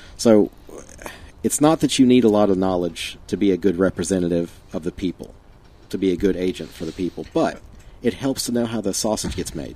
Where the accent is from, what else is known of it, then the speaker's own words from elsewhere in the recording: Fayetteville, North Carolina, United States; I say I'm from Fayetteville.